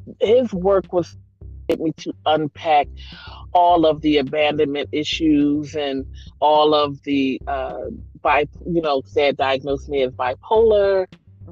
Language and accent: English; Philadelphia, Pennsylvania, United States; I'm from Philly